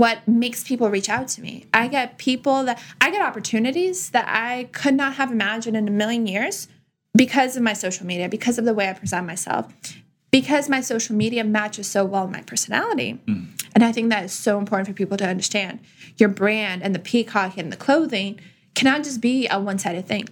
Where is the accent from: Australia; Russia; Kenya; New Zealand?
Russia; now in United States; I come from Russia. So our culture is just peacocking all day, every day for women.